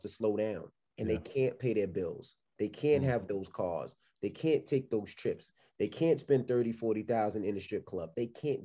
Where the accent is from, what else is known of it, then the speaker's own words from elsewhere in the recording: New York City, New York, United States; moved away; also born or lived in West Milford, New Jersey; I'm from Queens, New York